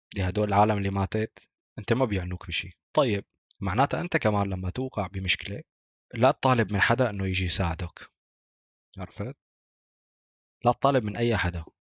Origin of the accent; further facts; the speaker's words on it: Deir ez-Zor, Deir ez-Zor Governorate, Syria; عندنا في دير الزور